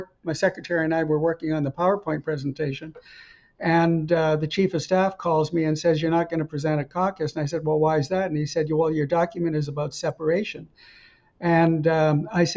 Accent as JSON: {"language": "English", "town": "Edmonton", "region": "Alberta", "country": "Canada", "tie": "born or raised there", "also_born_or_lived": "Camrose, Alberta / Montreal / Stanford, California", "said": "I was born in Camrose, raised in Edmonton"}